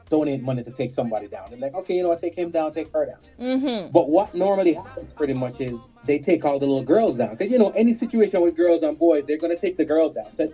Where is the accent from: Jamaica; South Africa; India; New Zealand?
Jamaica; For those people who are from Ontario, I'm from Jamaica.